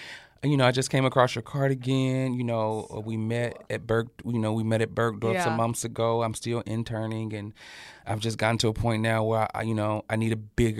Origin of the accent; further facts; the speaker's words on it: the South, United States; I come from the South. The winter in up north is totally different.